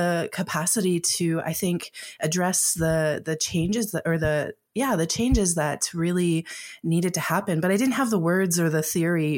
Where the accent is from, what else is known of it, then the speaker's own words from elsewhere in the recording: Winnipeg, Manitoba, Canada; moved away; also born or lived in Calgary; my family moved from Calgary to Manitoba, which is, I have a lot of family in Manitoba. I was born in Winnipeg. And so a move back home felt kind of right